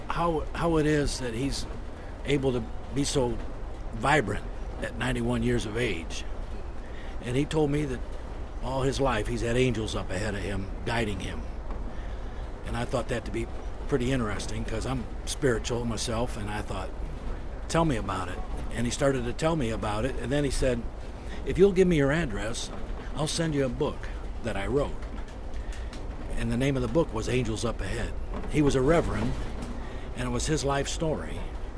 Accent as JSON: {"language": "English", "town": "Toledo", "region": "Ohio", "country": "United States", "moved": "yes", "lives_now": "Northwest Indiana, United States", "said": "I'm from Toledo, Ohio"}